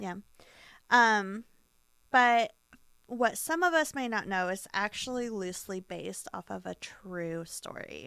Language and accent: English; United States; We're American